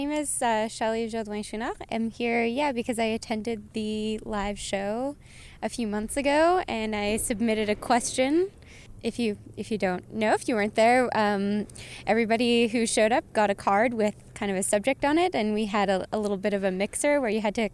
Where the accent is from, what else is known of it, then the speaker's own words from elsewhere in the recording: Hinton, Alberta, Canada; also born or lived in Edmonton; I grew up in Hinton, very close to the mountains